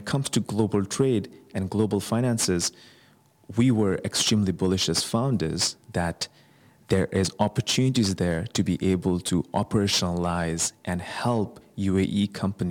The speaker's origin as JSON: {"language": "English", "country": "Bangladesh", "moved": "yes", "said": "Bangladesh, which is my home country"}